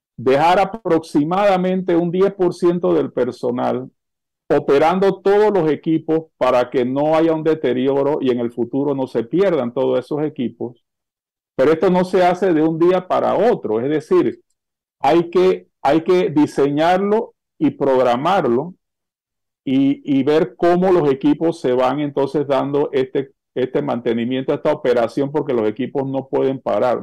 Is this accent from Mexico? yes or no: no; Panama